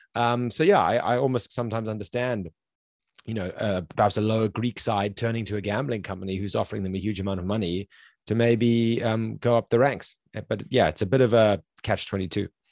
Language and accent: English; South Africa; I'm from South Africa